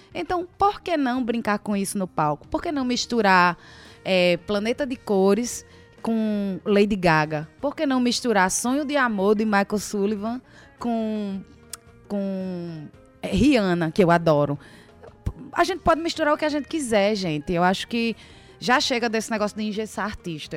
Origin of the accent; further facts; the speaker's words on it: Paraíba, Brazil; also born or lived in Pará; eu nasci no Pará, me criei na Paraíba, já morei em diversas cidades